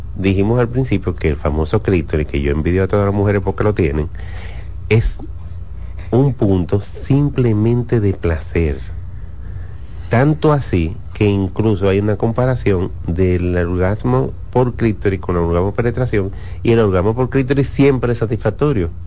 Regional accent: Dominican Republic; nosotros como dominicanos, latinos

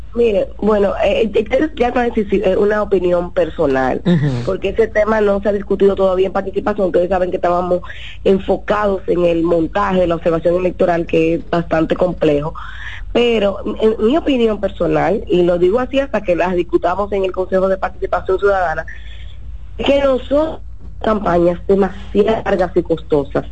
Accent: Dominican Republic; como dominicanos

